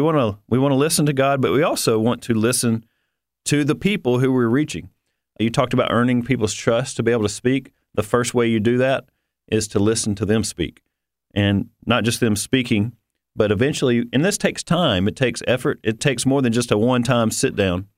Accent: the South, United States; I'm from the South

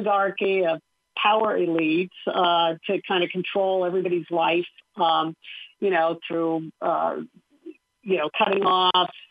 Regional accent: Southern California, United States; I grew up in Southern California

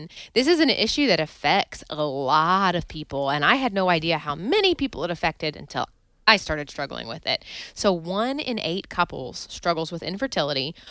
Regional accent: Wilmore, Kentucky, United States; I grew up in Wilmore, Kentucky, so near Lexington

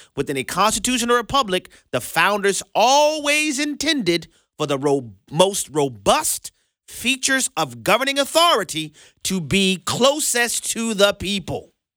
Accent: Louisiana, United States; Louisiana, our my home state

